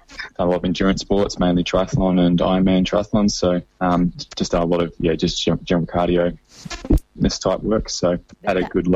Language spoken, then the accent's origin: English; Sydney, New South Wales, Australia; I'd done a lot of growing up in Sydney